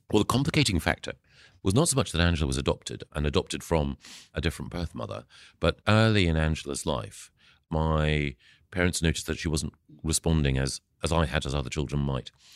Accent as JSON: {"language": "English", "town": "Aberdeen", "region": "Scotland", "country": "United Kingdom", "tie": "born or raised there", "also_born_or_lived": "Edinburgh", "moved": "yes", "said": "I was born in Aberdeen"}